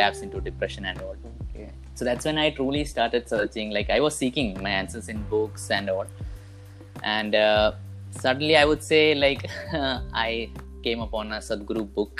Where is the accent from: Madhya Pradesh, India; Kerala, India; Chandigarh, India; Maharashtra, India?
Kerala, India; I am from Kerala.